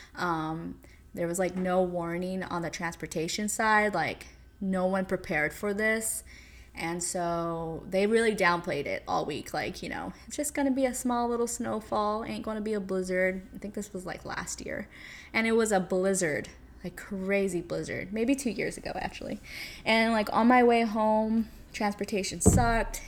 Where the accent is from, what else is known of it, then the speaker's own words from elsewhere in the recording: California, United States; moved away as an adult; now in New York City, United States; back in California, in my little suburb hometown area